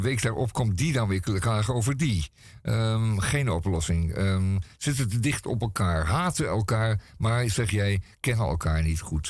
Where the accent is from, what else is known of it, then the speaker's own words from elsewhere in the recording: Amsterdam, North Holland, Netherlands; als Amsterdammer